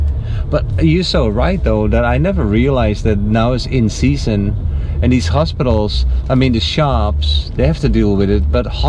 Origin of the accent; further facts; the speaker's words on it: Netherlands; I'm from the Netherlands.